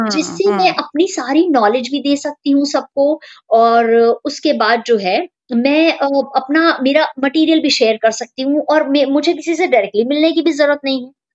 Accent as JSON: {"language": "Hindi", "town": "Lucknow", "region": "Uttar Pradesh", "country": "India", "tie": "born or raised there", "moved": "yes", "said": "मैं लखनऊ को बिलोंग करती हूँ जो कि उत्तर प्रदेश में है इंडिया में और वही मेरी स्कूलिंग हुई है"}